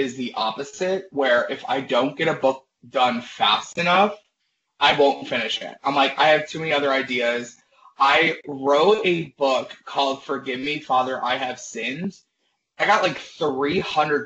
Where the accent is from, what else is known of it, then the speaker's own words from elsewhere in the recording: Maryland, United States; moved away as an adult; now in Chicago, United States; I'm originally from Maryland. Moved here to Chicago about 7.5 years ago, straight out of college